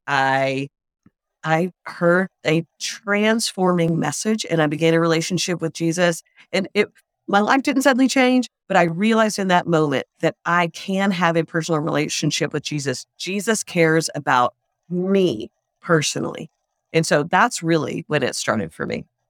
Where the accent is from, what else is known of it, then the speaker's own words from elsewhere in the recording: the South, United States; I grew up in the South, and so we were all Christian